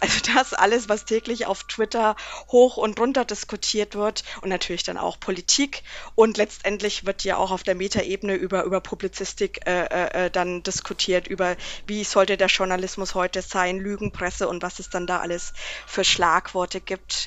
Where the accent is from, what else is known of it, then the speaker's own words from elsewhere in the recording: Erlangen, Bavaria, Germany; als Erlanger